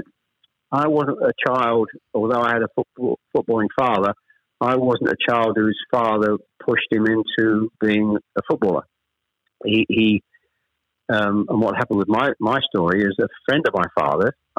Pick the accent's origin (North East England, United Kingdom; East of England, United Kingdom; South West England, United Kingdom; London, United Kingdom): East of England, United Kingdom; Chelmsford; also born or lived in Ashton-under-Lyne, Greater Manchester; We actually moved south from Manchester. I was born in Ashton under Lyne. We actually moved south to Chelmsford when I was probably, I was the eldest of three, when I was probably about seven or eight